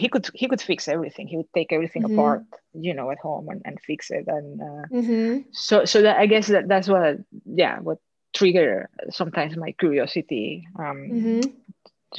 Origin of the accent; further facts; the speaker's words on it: Caracas, Capital District, Venezuela; accent: thick Venezuelan; moved away; I was born and raised in Caracas, Venezuela, in South America